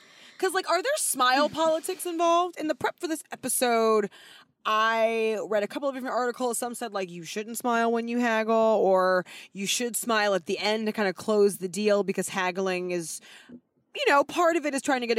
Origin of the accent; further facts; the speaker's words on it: Thailand; in Thailand, I might not feel that bad about making a tourist who's coming on vacation to mm-hmm. my home country